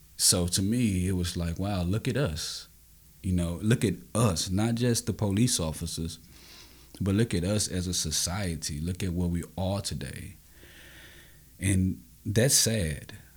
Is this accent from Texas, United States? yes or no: yes; Austin, Texas, United States; I grew up in Austin, Texas, um, in an underserved community.